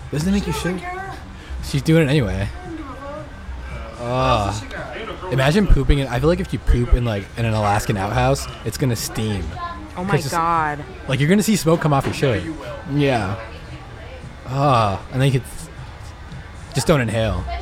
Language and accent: English; New York, United States; Nigga, I'm from New York.